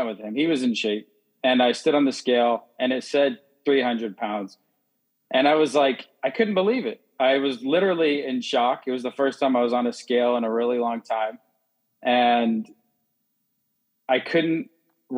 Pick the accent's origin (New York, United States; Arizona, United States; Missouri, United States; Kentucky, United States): Arizona, United States; Phoenix; moved away; I'm from Phoenix, Arizona